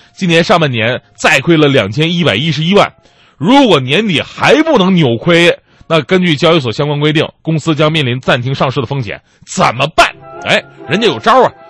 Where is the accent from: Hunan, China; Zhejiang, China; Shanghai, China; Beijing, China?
Zhejiang, China; Wenzhou; moved away; 我是从温州出来的